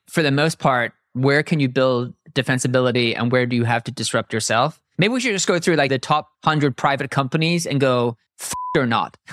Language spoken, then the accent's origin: English; Ireland; I'm Irish.